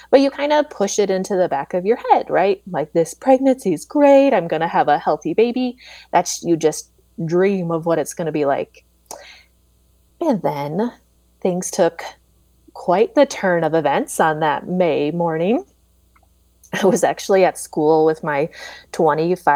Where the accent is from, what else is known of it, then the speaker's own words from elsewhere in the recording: Iowa, United States; moved away as an adult; also born or lived in Chicago, Illinois; now in Maple Grove, United States; I'm an Iowa kid at heart, but my husband's job brought us to Minnesota